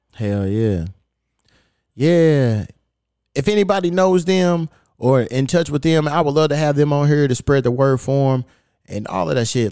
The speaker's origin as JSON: {"language": "English", "town": "Louisville", "region": "Kentucky", "country": "United States", "tie": "born or raised there", "moved": "yes", "lives_now": "Los Angeles, United States", "said": "my hometown of Louisville, Kentucky"}